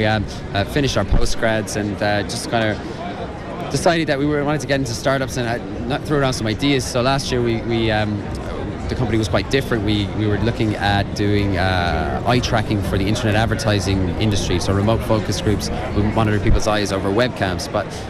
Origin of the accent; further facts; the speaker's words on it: Connacht, Ireland; I'm {S1} from Mayo. Dermot's from Galway.